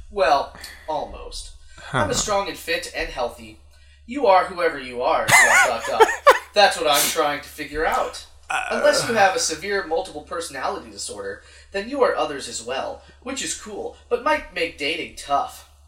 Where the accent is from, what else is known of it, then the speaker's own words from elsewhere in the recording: San Francisco, California, United States; I grew up here in San Francisco.